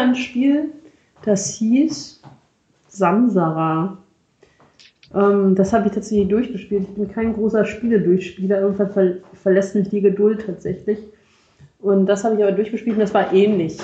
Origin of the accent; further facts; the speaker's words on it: Rhineland, Germany; Für mich als äh, Rheinländer